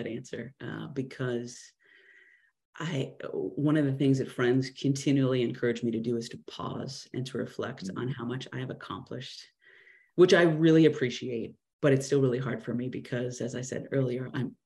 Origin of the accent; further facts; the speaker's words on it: Clovis, California, United States; I was just a little girl growing up in Clovis, California